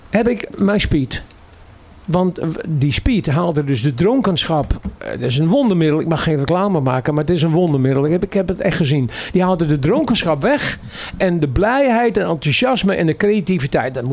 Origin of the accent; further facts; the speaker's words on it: Amsterdam, North Holland, Netherlands; we komen uit Amsterdam Koos. Ja, allebei.